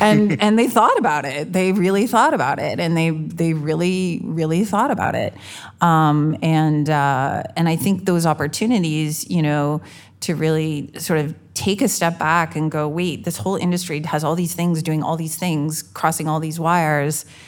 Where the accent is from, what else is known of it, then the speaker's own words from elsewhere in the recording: Canada; I'm Canadian